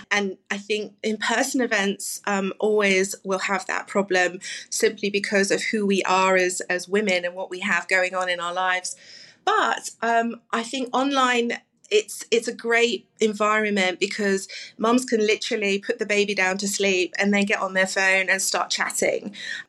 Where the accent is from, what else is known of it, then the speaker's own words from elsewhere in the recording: London, United Kingdom; now in Plano, United States; So I moved from London 9 years ago, as you can probably tell from my accent, and I didn't know a soul.